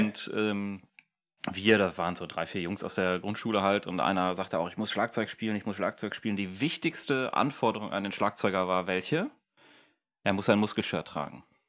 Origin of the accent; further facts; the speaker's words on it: Germany; wir als Deutsche